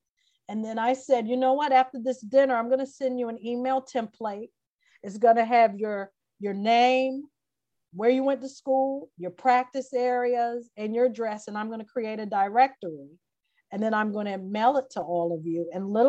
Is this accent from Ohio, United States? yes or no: no; Prince George's County, Maryland, United States; moved away as an adult; also born or lived in North Carolina / Bloomington, Indiana / New York City; I was raised outside of Washington, D.C. in Prince George's County, Maryland, which is like 98% African-American.